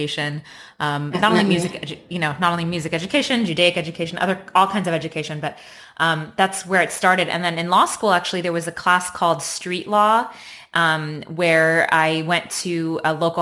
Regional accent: Los Angeles, California, United States; I was raised in Los Angeles, and I'm a first-generation American

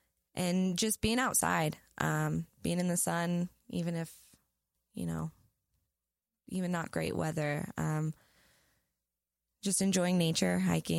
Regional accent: Coos Bay, Oregon, United States; now in Lancaster, United States; I was born in 1991 in Coos Bay, Oregon.

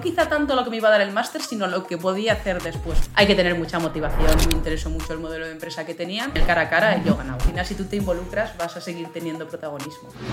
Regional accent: Zaragoza, Aragon, Spain; also born or lived in Huesca; yo soy de Zaragoza

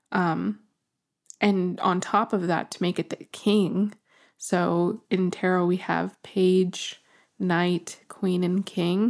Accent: New Mexico, United States; I'm from New Mexico

